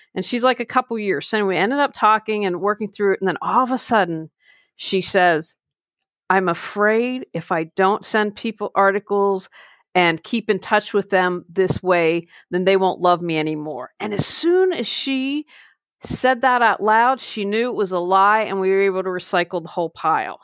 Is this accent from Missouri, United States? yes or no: no; Wheeling, West Virginia, United States; moved away; I just recently moved back to my hometown of Wheeling, West Virginia